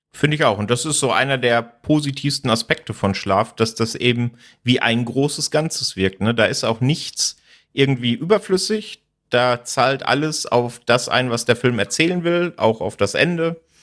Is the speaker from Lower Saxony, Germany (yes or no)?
no; Sauerland, North Rhine-Westphalia, Germany; moved away; ich komme ursprünglich aus dem Sauerland